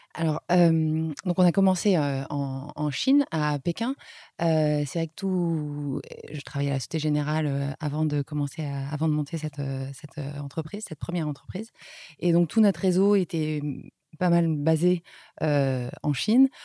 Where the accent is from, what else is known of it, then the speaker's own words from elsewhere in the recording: France; moved away as an adult; also born or lived in Beijing, China; en tant que Français